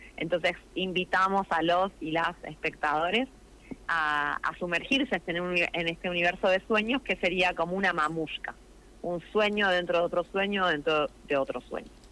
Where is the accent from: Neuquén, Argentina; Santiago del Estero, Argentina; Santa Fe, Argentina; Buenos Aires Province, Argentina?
Neuquén, Argentina; Plottier; Yo soy de Plotier